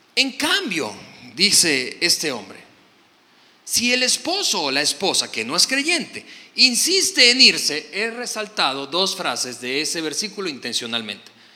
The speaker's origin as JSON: {"language": "Spanish", "country": "Venezuela", "said": "soy venezolano"}